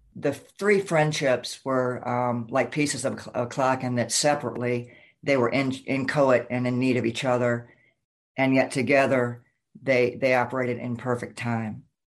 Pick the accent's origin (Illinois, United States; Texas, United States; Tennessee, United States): Tennessee, United States; Memphis; moved away as an adult; also born or lived in Minneapolis, Minnesota / Wayzata, Minnesota; now in Southern California, United States; I am from Memphis, Tennessee